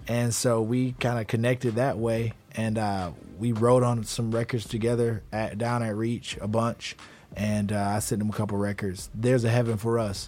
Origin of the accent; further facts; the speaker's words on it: Atlanta, Georgia, United States; I'm from Atlanta, born and raised